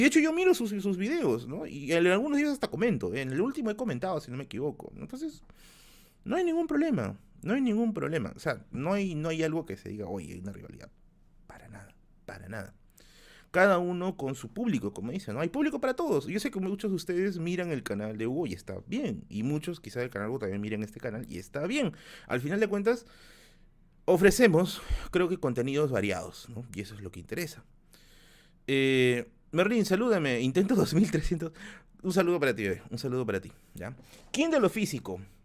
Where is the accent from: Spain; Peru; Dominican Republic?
Peru; Tacna; now in Lima, Peru; mi tierra natal, que es Tacna